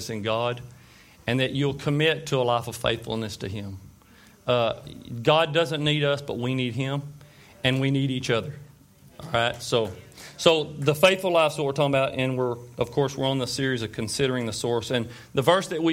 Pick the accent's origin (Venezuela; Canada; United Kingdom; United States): United States; Tyler, Texas; I was born and raised right here in Tyler